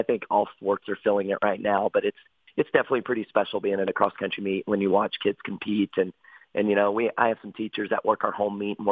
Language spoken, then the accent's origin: English; North Carolina, United States; moved away as an adult; now in Detroit Lakes, United States; I'm actually from North Carolina